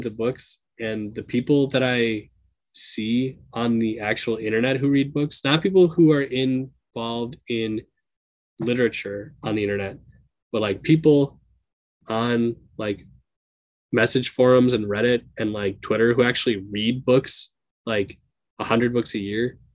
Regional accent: Minnesota, United States; I'm a person from Minnesota.

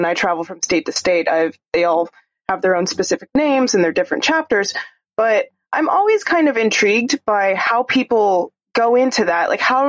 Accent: Arizona, United States; my home state of Arizona.

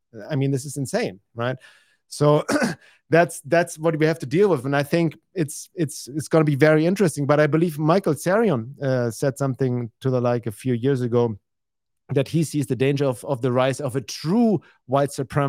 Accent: Germany; I'm from Europe.

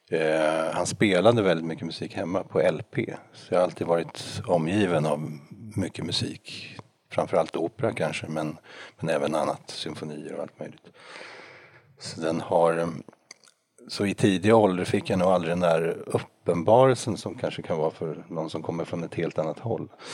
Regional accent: Norrköping, Östergötland, Sweden; som var kantor i en kyrka i Norrköping där jag är född

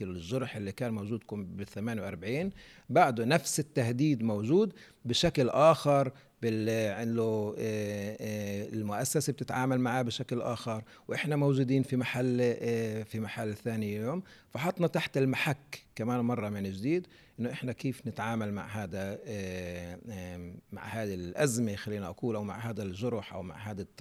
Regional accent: Palestine; إحنا كشعب فلسطيني فاقدين هذه الأرضية

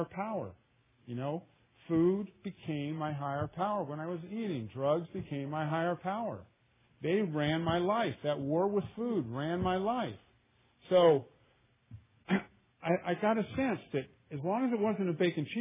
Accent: Louisiana, United States; now in Oakland, United States; I'm from Louisiana

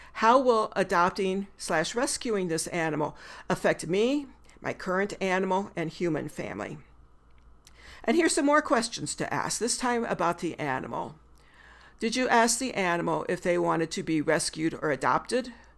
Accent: the Midwest of the United States, United States; now in Missoula, United States; I'm a white woman born and bred in the Midwest of the United States

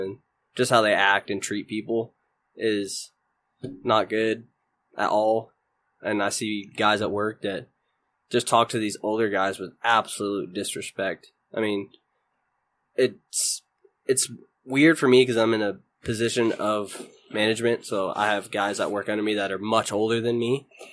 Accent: Houston, Texas, United States; moved away as an adult; also born or lived in Mobile, Alabama; now in Kansas, United States; I was originally born in Mobile, Alabama. I grew up in Houston, Texas for most of my life

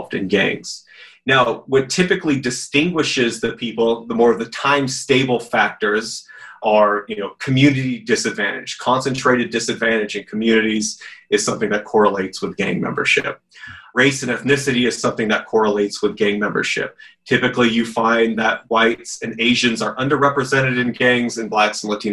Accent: California, United States; growing up in California

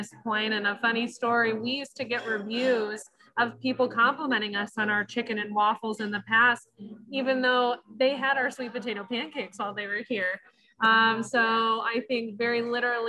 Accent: Michigan, United States; moved away as an adult; also born or lived in Denver; now in Grand Rapids, United States; I actually am born and raised in Michigan, so I'm so happy to be back

